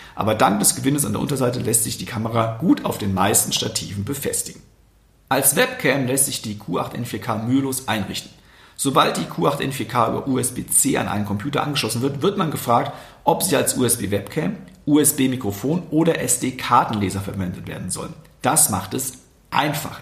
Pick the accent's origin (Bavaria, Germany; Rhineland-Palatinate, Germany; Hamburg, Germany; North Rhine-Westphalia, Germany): Rhineland-Palatinate, Germany; Westerwald; ich komme aus dem Westerwald